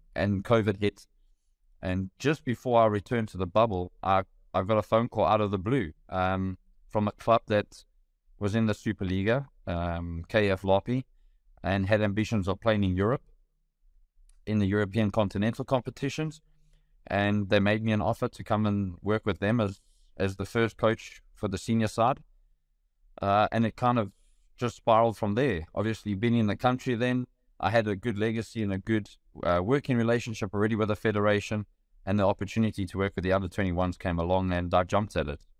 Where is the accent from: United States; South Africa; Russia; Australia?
South Africa; Benoni, Gauteng; A very proud Benonian